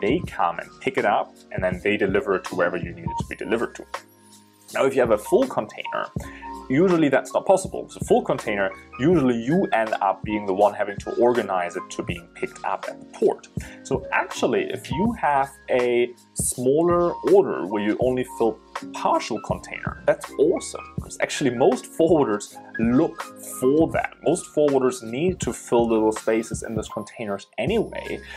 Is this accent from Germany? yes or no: yes; Germany; moved away as an adult; now in China; I'm originally from Germany, but I'm in China now for 7 years